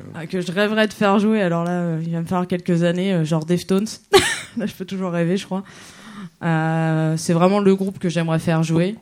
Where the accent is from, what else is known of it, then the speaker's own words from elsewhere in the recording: Normandy, France; je suis de Normandie.